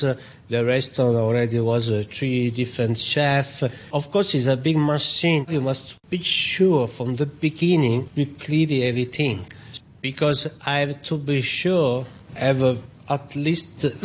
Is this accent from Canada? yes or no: no; Sicily, Italy; now in Hong Kong; I'm from Sicily. So I come from a family of fishermen.